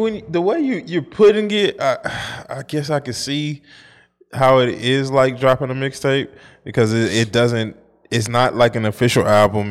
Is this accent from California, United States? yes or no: no; St. Louis, Missouri, United States; I'm from Saint Louis, but it's the Midwest